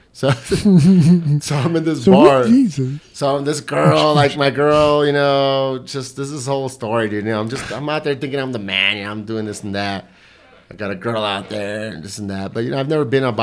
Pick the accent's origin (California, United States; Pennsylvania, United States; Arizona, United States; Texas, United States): Texas, United States; El Paso; I grew up in Segundo